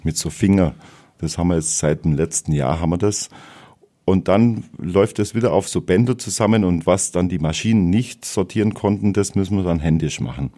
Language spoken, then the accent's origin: German; Wallerstein, Bavaria, Germany; Ich bin in Wallerstein geboren, äh, 1970, also doch schon etwas älter. Und äh, ja, ich bin aufgewachsen in, in der Ecke Wallerstein, dort zur Schule gegangen und dann in Nördlingen die Realschule.